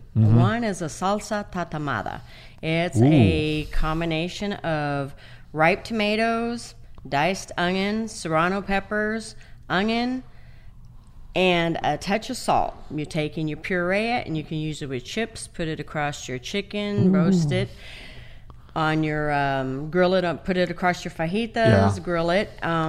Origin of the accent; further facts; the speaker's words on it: Baja California, Mexico; also born or lived in San Diego; now in Texas, United States; Originally, well, I was born in San Diego, California.